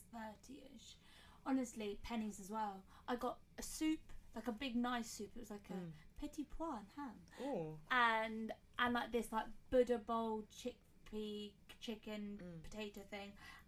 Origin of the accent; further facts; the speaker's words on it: Slough, South East England, United Kingdom; I'm from Slough